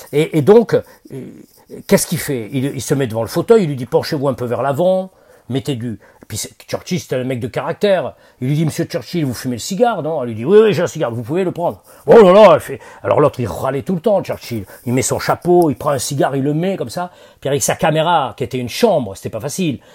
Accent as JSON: {"language": "French", "town": "Bordeaux", "region": "Nouvelle-Aquitaine", "country": "France", "tie": "born or raised there", "moved": "yes", "said": "à Bordeaux, alors, moi c'était ma ville natale"}